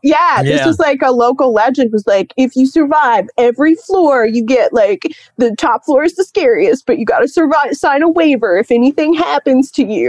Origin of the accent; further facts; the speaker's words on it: Cincinnati, Ohio, United States; I grew up in Cincinnati, Ohio, and I was doing some just like general spooky Cincinnati Googling